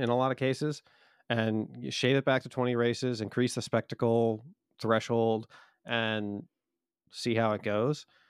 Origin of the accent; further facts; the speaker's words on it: United States; as an American